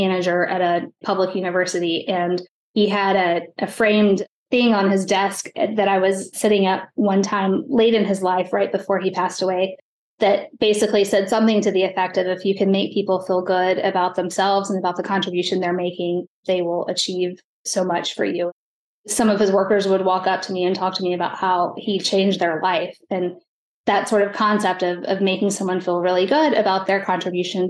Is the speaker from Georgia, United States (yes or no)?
yes; South Georgia, United States; now in Chicago, United States; I grew up in South Georgia